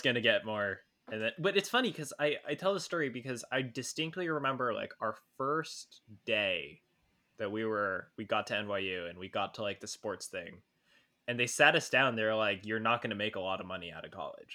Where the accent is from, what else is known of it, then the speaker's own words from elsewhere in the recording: California, United States; moved away as an adult; also born or lived in New York; I came from California